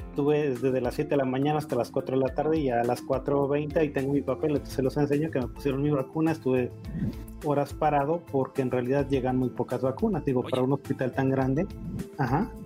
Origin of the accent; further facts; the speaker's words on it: Tijuana, Baja California, Mexico; moved away as an adult; now in Mexico City, Mexico; yo soy de Tijuana